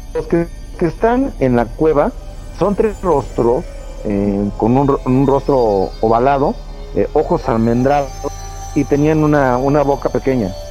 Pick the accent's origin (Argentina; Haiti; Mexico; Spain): Mexico; Mexico City; soy de la Ciudad de México